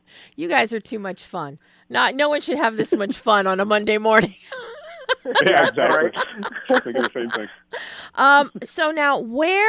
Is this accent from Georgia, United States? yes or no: no; Philadelphia, Pennsylvania, United States; I'm from Philly